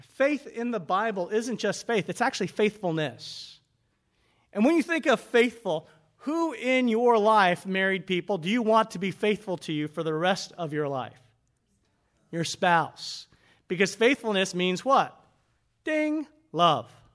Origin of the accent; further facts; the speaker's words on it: United States; we were raised up in America